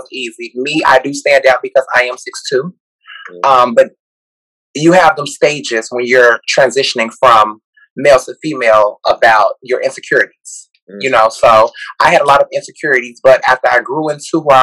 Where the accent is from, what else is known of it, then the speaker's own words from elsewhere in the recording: Gary, Indiana, United States; I'm originally from Gary, Indiana. I went to Maryville High School